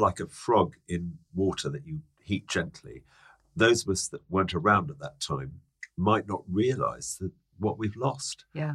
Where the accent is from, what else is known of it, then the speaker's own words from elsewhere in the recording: London, United Kingdom; also born or lived in Hertfordshire; I'm a Londoner. Are you? Um, I grew up in Dulwich and then Hadley Wood.